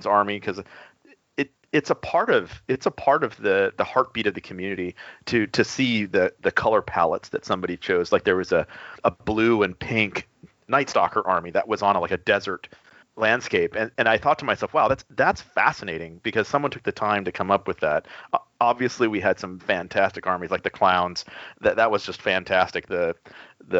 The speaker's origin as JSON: {"language": "English", "region": "Texas", "country": "United States", "said": "I'm from Texas"}